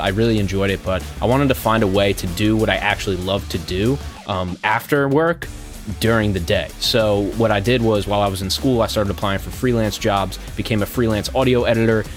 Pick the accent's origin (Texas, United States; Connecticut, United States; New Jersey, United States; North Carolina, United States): New Jersey, United States; I'm from New Jersey.